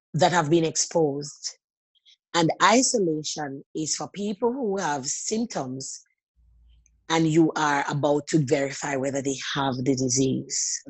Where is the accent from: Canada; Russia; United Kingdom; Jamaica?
Jamaica; moved away as an adult; also born or lived in Sydney, Australia; now in Australia; Growing up in Jamaica